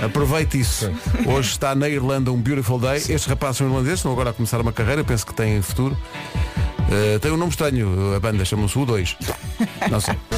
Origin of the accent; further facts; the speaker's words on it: Oeiras, Lisbon, Portugal; now in Cascais, Portugal; eu vivo há muitos anos em Cascais, mas eu nasci em Oeiras